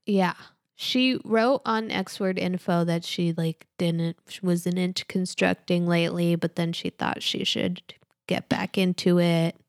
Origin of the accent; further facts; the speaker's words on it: Worcester, Massachusetts, United States; moved away; my hometown